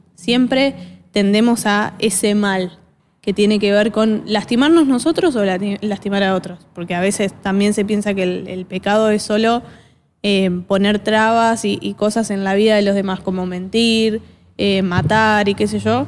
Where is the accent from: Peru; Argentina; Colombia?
Argentina; acá los argentinos sobre todo, somos bastante eh, orgullosos